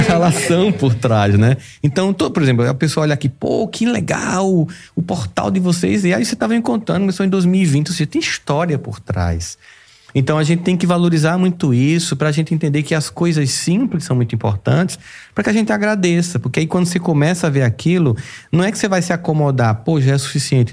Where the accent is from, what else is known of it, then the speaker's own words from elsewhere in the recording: Campina Grande, Paraíba, Brazil; Eu nasci em Campina Grande, Campina Grande é uma cidade fria, mas já foi bem mais fria